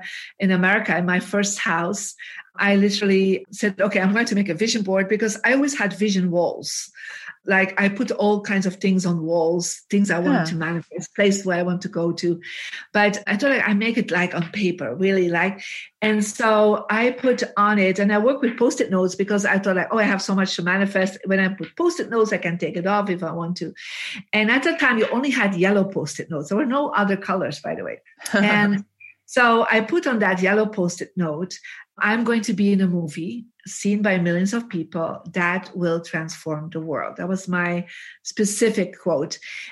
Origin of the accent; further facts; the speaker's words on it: Belgium; English is a second language; moved away as an adult; I mean, I came from Belgium, had no idea who is this John Gray or Jack Canfield.